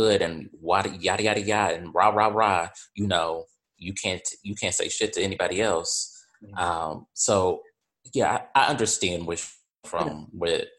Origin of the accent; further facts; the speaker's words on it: Chicago, Illinois, United States; my family, we come from the South Side of Chicago.